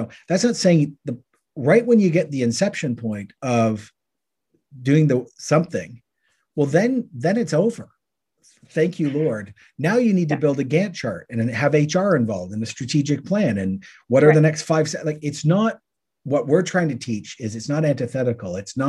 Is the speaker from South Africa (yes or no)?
no; Canada; Oh, that's being Canadian. Yeah, there are questions.